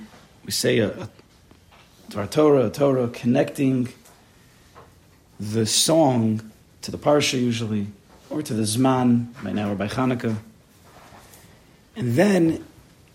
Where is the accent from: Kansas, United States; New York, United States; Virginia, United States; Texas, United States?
New York, United States; West Hempstead; I grew up in West Hempstead